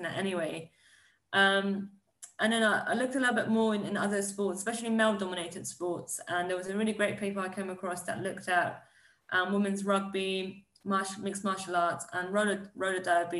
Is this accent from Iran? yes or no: yes; Iran; I was born in Iran